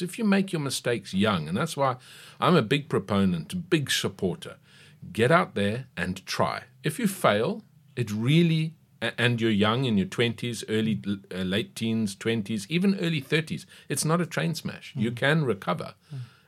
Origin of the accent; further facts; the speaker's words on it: KwaZulu-Natal, South Africa; also born or lived in Cape Town; I was born in Cape Town, raised in KwaZulu-Natal, went to university there.